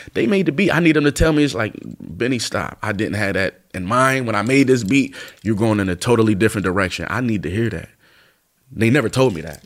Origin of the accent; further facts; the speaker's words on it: East Coast, United States; I'm from the East Coast